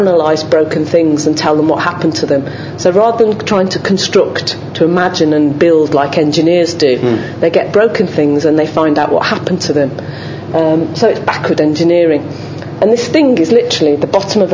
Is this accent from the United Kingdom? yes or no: yes; Dudley, West Midlands, United Kingdom; I'm from Dudley, and my dad was part of that kind of chemical industry of manufacturing